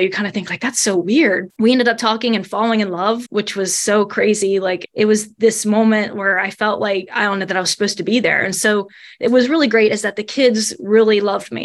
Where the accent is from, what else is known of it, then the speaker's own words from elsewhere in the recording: Covington, Kentucky, United States; accent: Midwestern; now in Salisbury, United States; I grew up right in Covington area